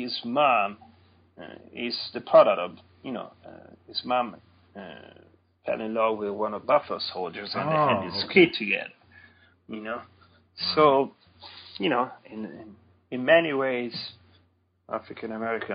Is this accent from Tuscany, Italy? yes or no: yes; near Sant'Anna di Stazzema, Tuscany, Italy; now in North Carolina, United States; some 10 miles from my hometown